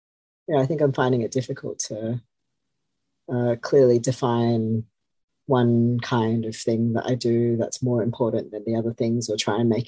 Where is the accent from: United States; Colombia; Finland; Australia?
Australia; moved away as an adult; also born or lived in Melbourne / Sydney; now in London, United Kingdom; I'm from Australia, but I feel like I've lived here enough that I don't feel like that's a big part of my identity anymore